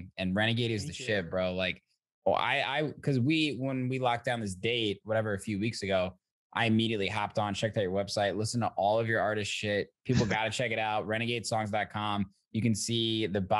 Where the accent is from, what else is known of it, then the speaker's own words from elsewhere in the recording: Zionsville, Indiana, United States; now in Chicago, United States; I'm from Zionsville, Indiana